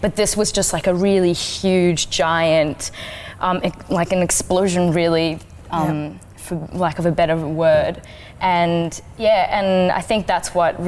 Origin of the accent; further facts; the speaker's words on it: Kurdistan Region, Iraq; now in Australia; originally a refugee from Iraq. I'm Kurdish